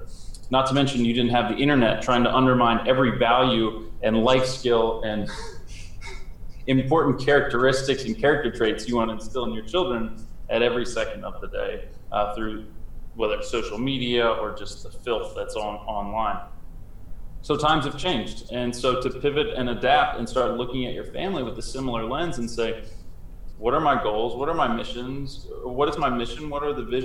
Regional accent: Howard County, Maryland, United States; a little blue-eyed, brown-haired boy growing up in Howard County, Maryland.

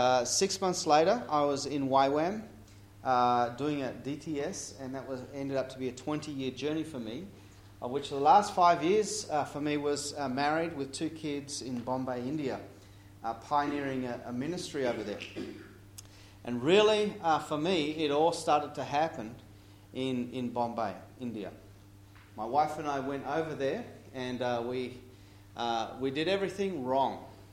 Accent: Papua New Guinea; I grew up in Papua New Guinea. Mum and dad were missionaries.

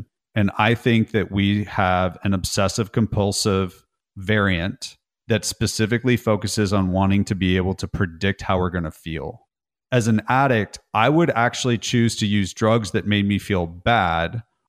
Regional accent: California, United States; So from California, I grew up in Northern California, then Southern California.

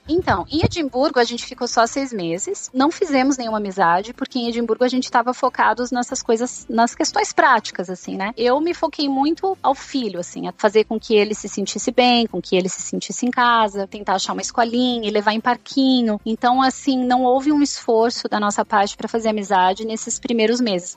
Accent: Araranguá, Santa Catarina, Brazil; moved away as an adult; also born or lived in Rio Grande do Sul / Florianópolis / United States / England; now in Scotland; Eu sou gaúcha, mas eu cresci no, em Santa Catarina, em uma cidadezinha de litoral chamada Araranguá.

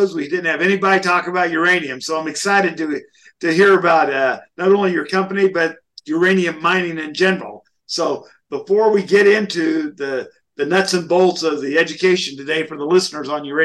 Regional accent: Wichita, Kansas, United States; I was raised right outside of Wichita, Kansas

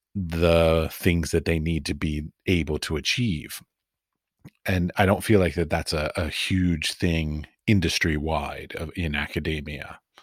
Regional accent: United States; moved away as an adult; also born or lived in Middle East; now in Prague, Czech Republic; I come from America

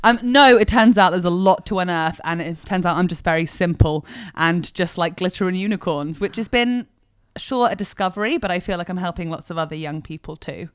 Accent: Fleet, South East England, United Kingdom; moved away as an adult; also born or lived in Berlin; I was brought up in Fleet, which is a service station on the M three.

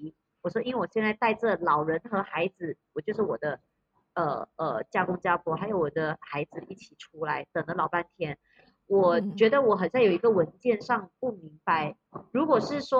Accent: Malaysia; 帮我们马来西亚人民的，我就跟他说，我用马来话跟他说

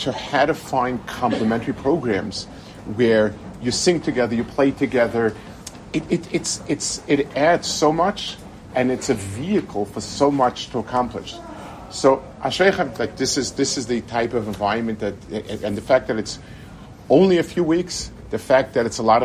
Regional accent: United States; now in Israel; I grew up in America at a time when things were different

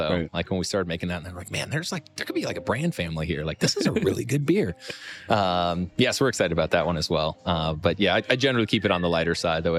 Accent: Wisconsin, United States; moved away; Oh man, so I'm originally from Wisconsin

